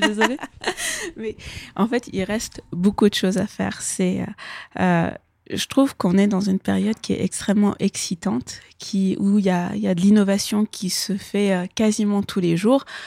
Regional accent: Kabul, Afghanistan; moved away; je suis née à Kaboul, j'ai grandi en Afghanistan

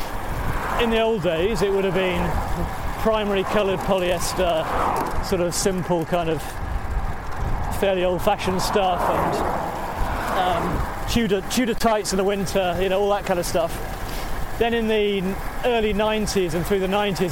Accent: Yorkshire and the Humber, United Kingdom; moved away as an adult; now in North London, United Kingdom; No, I'm from Yorkshire. I'm from the People's Socialist Republic of South Yorkshire.

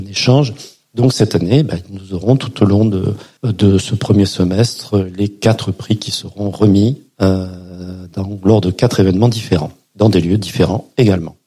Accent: Perpignan, Occitania, France; je suis de Perpignan

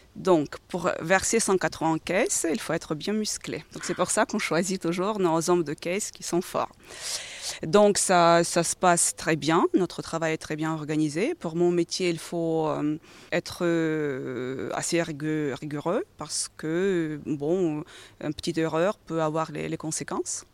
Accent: Ukraine; now in France; je suis d'origine d'Ukraine, je viens de pays agricoles

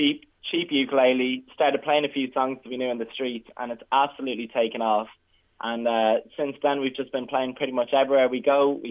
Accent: Ireland; we all, as the Irish people

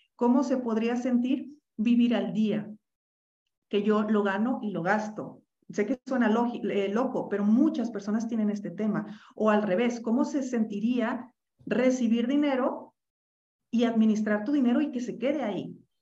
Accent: Mexico; yo soy mexicana.

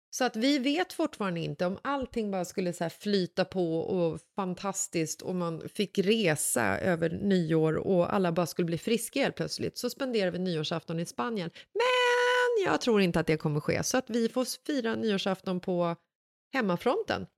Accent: Stockholm, Stockholm County, Sweden; Bagarmossen som är platsen söder om Stockholm där jag växte upp när jag var liten

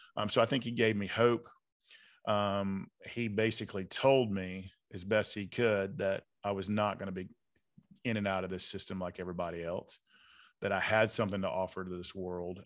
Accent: Atlanta, Georgia, United States; I grew up in South Side of Atlanta, good blue collar, hardworking part of town

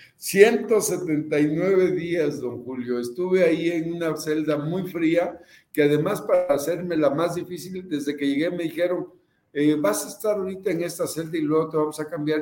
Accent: Veracruz, Mexico; also born or lived in Papantla / Xalapa

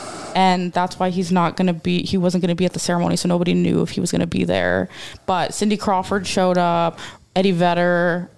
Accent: Edmonton, Alberta, Canada; told him I'm from Edmonton.

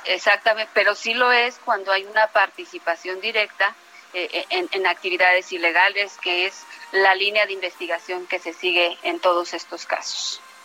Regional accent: Mexico; somos muchas mexicanas y muchos mexicanos

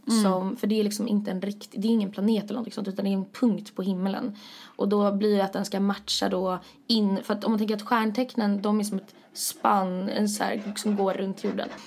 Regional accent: Sweden; Det betyder egentligen ingenting med tanke på att vi är från Sverige.

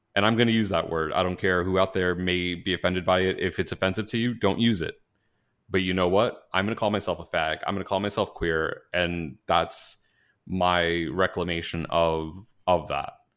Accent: New York, United States; moved away; I grew up in New York

